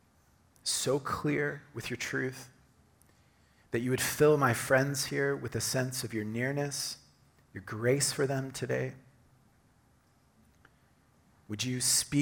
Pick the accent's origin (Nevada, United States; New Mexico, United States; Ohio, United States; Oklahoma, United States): Oklahoma, United States; moved away; I grew up in Oklahoma